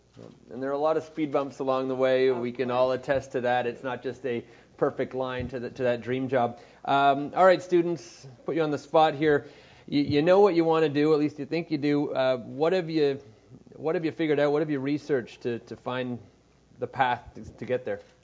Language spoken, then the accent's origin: English; Montreal, Quebec, Canada; also born or lived in Vermont; I'm from Montreal